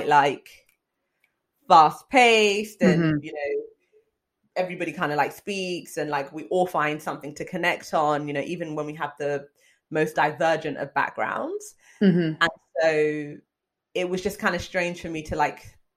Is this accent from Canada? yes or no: no; United Kingdom; I'm British.